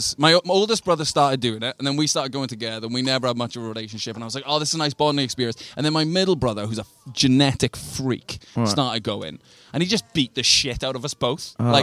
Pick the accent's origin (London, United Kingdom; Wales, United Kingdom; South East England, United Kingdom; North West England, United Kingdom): Wales, United Kingdom; Swansea; I'm from Sandfields in Swansea, which is, we have the cheapest heroin in Europe.